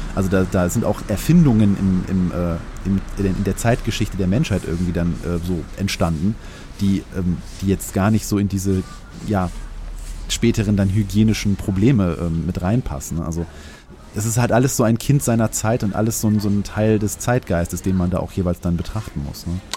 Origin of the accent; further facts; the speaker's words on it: North Rhine-Westphalia, Germany; ich komme ja aus dem Rheinland und äh, unweit von mir ist das Neandertal